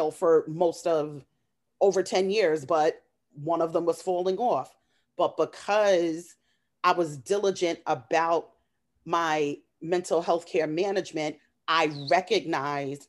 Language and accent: English; New York City, New York, United States; I'm just a woman from Queens. I grew up in Flushing, Queens.